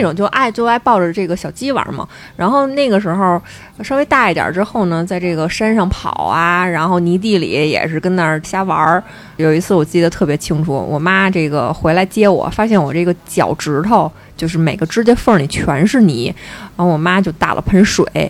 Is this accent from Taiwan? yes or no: no; the North, northern China, China; 咱们都是北方人